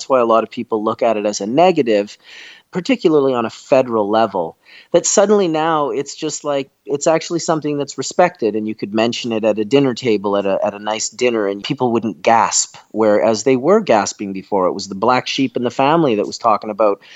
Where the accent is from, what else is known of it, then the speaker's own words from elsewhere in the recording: Canada; also born or lived in Manitoba; As a Canadian